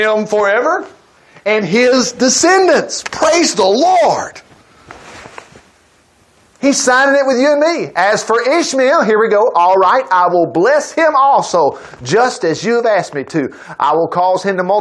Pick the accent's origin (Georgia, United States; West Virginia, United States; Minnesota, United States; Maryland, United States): Minnesota, United States; now in Huntsville, United States; I'm from Minnesota. I'm down here in Huntsville.